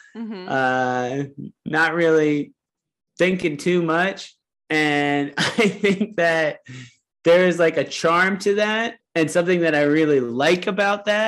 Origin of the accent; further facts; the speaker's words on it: Ohio, United States; I am from Ohio and, specifically like parts of Appalachia, and farm country is where my family comes from